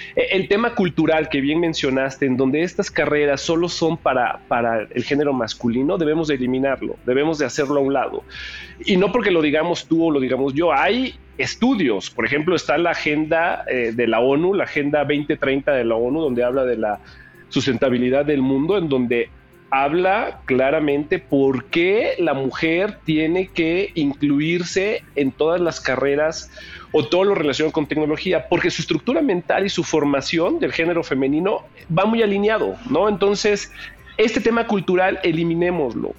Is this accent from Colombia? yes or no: no; Mexico; como mexicano